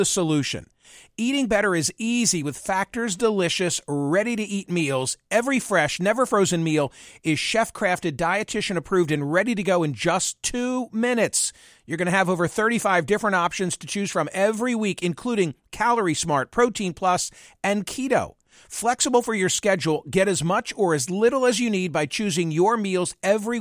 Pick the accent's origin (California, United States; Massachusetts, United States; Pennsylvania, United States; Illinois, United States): Pennsylvania, United States; Philadelphia; my hometown Philadelphia